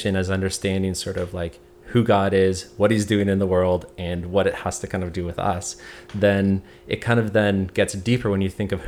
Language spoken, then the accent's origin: English; Hamilton, Ontario, Canada; since I'm from Hamilton, I kind of knew the area well